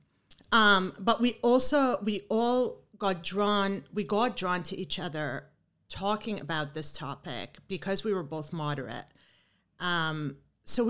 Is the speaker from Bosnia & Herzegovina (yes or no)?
no; Canada; moved away as an adult; also born or lived in Kuwait; now in United States; we moved to Canada during the first Gulf War in 1990. And then I stayed in Canada like most of my life for 30 years.